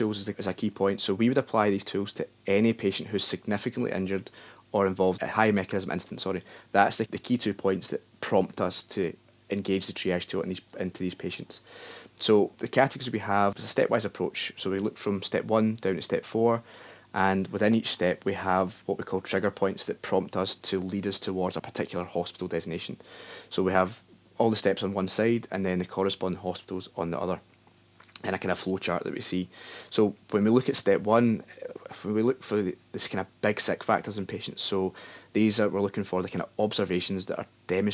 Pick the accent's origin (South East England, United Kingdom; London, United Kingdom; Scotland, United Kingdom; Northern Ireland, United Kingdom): Scotland, United Kingdom; the West of; I'm from the West